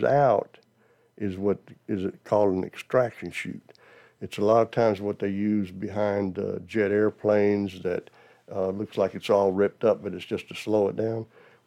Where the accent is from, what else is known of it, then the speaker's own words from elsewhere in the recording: Georgia, United States; also born or lived in Dachau, Germany / Brunswick, Georgia / Jonesboro, Georgia; I'm from Georgia